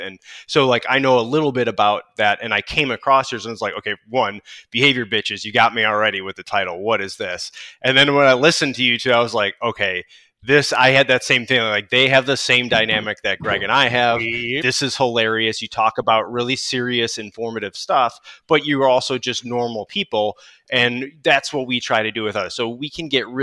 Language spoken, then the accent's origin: English; Chicago, Illinois, United States; moved away; I grew up in Chicago